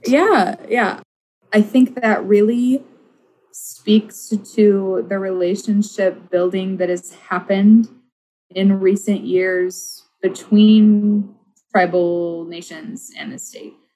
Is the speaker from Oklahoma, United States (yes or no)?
yes; Oklahoma, United States; now in Minnesota, United States; I grew up in Oklahoma